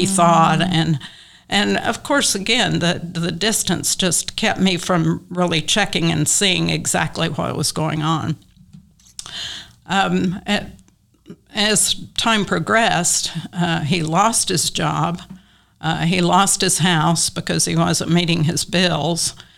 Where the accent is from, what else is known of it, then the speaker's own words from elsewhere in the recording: Western Oklahoma, United States; also born or lived in Tulsa; now in Oklahoma City, United States; I grew up in Western Oklahoma